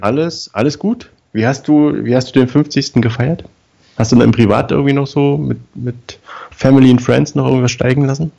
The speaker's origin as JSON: {"language": "German", "region": "East Germany", "country": "Germany", "said": "Unser, unser Wurstblatt, da im Osten, da wo ich herkomme, hieß Das Volk."}